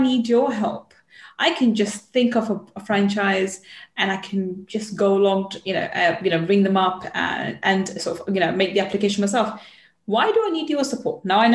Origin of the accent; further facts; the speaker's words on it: England, United Kingdom; being English, I'm in the UK